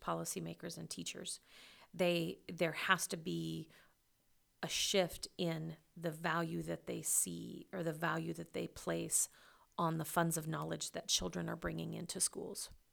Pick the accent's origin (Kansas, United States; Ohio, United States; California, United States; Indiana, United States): Kansas, United States; Western; my hometown